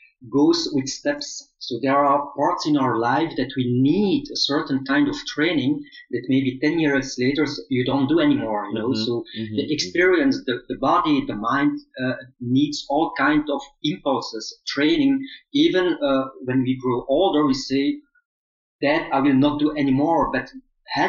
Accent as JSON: {"language": "English", "region": "Flanders", "country": "Belgium", "tie": "born or raised there", "also_born_or_lived": "Seoul, South Korea", "first_language": "Flemish", "second_language": "English", "said": "I was born in Seoul, South Korea, adopted in Belgium when I was very young"}